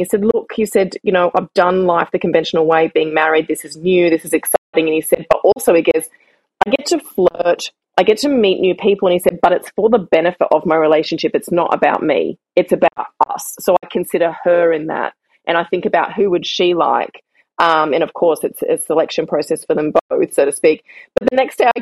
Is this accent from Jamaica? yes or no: no; Australia; moved away as an adult; now in Barcelona, Spain; being the Australian that I am